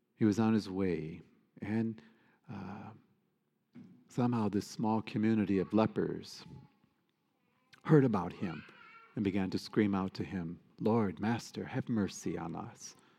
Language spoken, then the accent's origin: English; United States; us as American Catholics